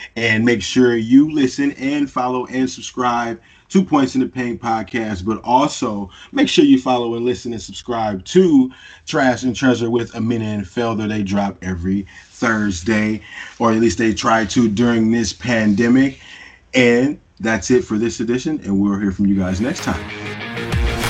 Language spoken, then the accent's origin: English; Michigan, United States; I'm from Michigan, so like I just find it hilarious, you know, being from Michigan and Detroit being so close to where I'm from.